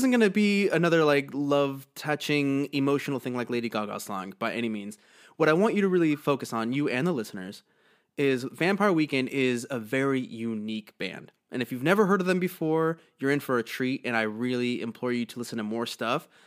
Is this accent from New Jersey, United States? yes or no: yes; New Jersey, United States; My family is from Eastern Europe, and I grew up in New Jersey